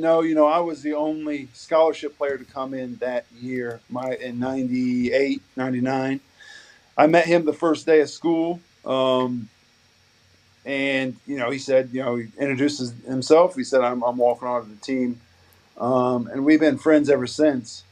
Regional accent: Bluffton, Indiana, United States; moved away as an adult; now in Australia; growing up in Indiana, and like, I never thought in a million years I'd live somewhere else other than other than

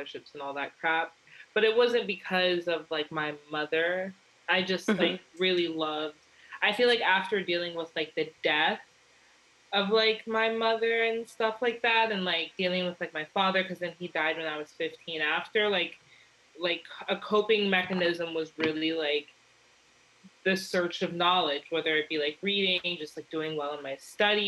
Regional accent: Atlanta, Georgia, United States; I'm Jamaican. I grew up in Atlanta

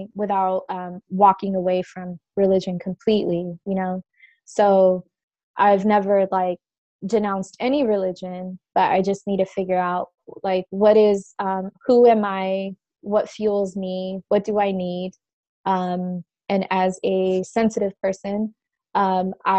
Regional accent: Orange County, California, United States; also born or lived in refugee camp in Somalia / San Diego; I grew up in Orange County

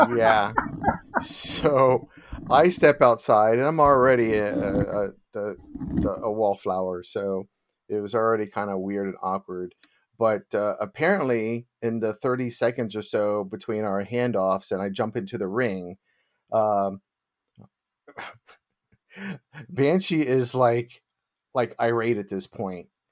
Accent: United States; being American. I don't know any other foreign languages

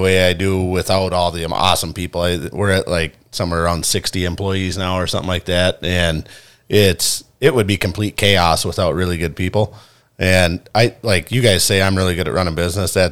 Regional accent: Brainerd, Minnesota, United States; also born or lived in Iowa; I was born in Iowa but raised in Minnesota, and I love it here. I grew up in Southeast Brainerd

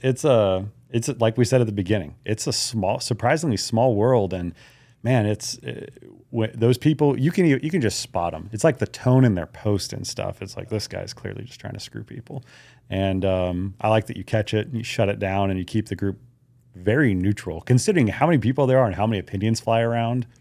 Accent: Hawaii, United States; moved away; I grew up in Hawaii

